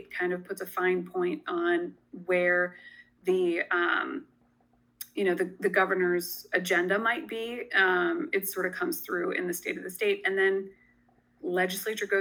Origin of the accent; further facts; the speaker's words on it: Sussex County, Delaware, United States; I grew up in Sussex County. I graduated from Indian River High School